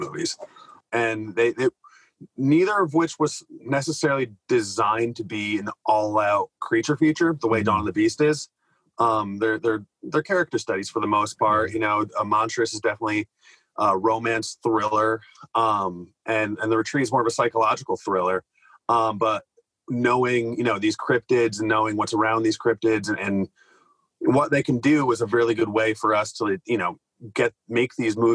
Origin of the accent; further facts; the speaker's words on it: the Adirondacks, New York, United States; I grew up around the Adirondacks